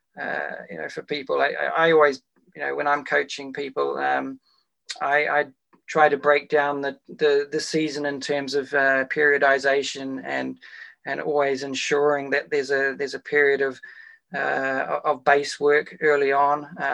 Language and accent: English; Wellington, New Zealand; my hometown of Wellington